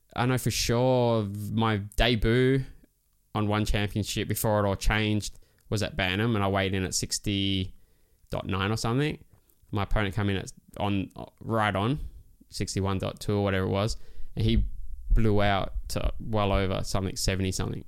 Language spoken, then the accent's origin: English; Christmas Island; It was loose growing up there